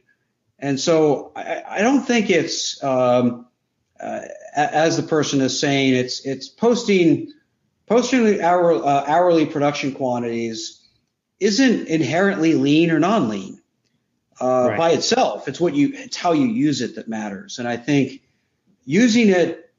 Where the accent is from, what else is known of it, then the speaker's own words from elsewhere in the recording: York, Pennsylvania, United States; moved away; I'm from New York, Pennsylvania, originally